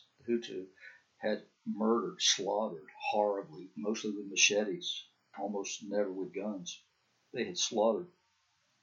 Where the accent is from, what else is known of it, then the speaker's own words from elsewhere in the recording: the South, United States; when I was a kid growing up in the South